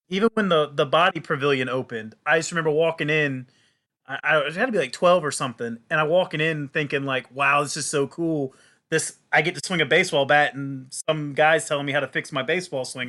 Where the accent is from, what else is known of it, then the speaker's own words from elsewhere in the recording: Jacksonville, Florida, United States; now in Orlando, United States; I grew up in Jacksonville, Florida, two hours north from here in Orlando